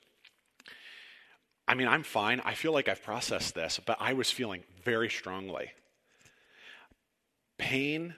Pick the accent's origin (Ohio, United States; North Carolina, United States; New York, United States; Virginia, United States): Ohio, United States; Cortland; moved away as an adult; also born or lived in Chicago; This May marks 5 years since we moved back to Ohio. Now, I'm from Cortland, went to Chicago, and never, ever thought I would come back here ever.